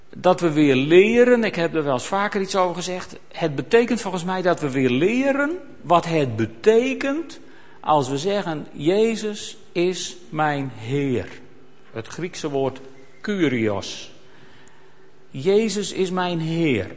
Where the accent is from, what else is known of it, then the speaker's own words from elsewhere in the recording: Netherlands; wij dan als Nederlanders